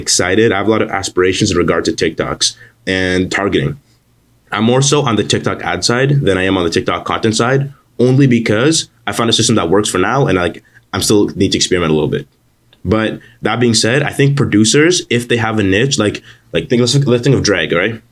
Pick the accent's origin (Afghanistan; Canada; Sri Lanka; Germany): Canada; I'm Canadian